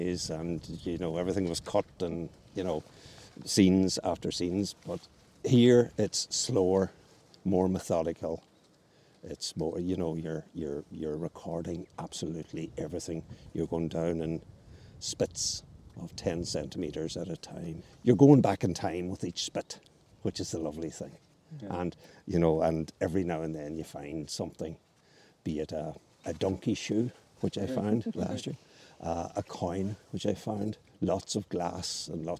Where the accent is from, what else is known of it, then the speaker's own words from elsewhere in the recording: Dunlewey, County Donegal, Ireland; I'm from Dunlow.